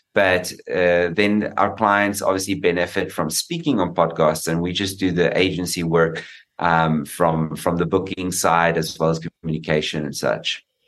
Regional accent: South Africa; being a South African

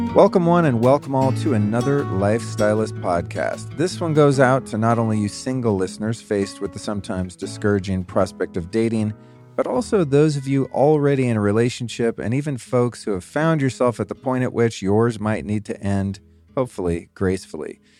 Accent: California, United States; moved away as an adult; now in Texas, United States; I'm an old school Californian liberal at heart

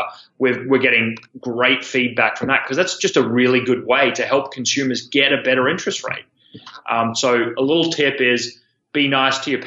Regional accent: Australia; moved away as an adult; now in San Francisco, United States; my accent is not from New Jersey. I'm from Australia. I moved over in 2012

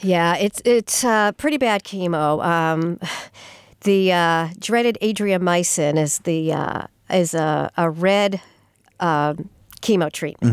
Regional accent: Sturbridge, Massachusetts, United States; moved away as an adult; also born or lived in Amherst / Melrose / West Peabody; now in Franklin, United States; I grew up in the Sturbridge area

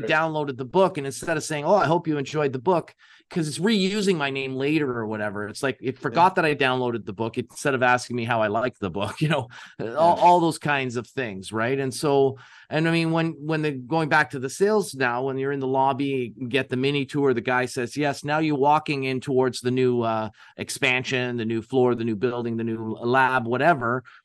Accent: Canada; we're Canadian

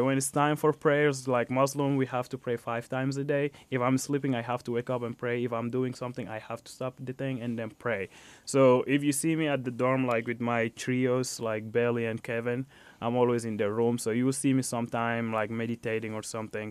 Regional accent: Chad; also born or lived in Fort Wayne, Indiana, United States; now in Indiana, United States; So, I'm from Chad, Africa. I moved to United States, specifically to Fort Wayne, Indiana, back in two thousand eleven.

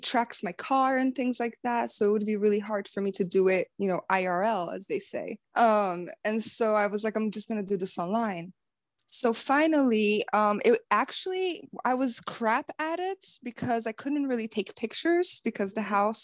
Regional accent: Brazil; moved away; I'm from Brazil, and so I don't have family here

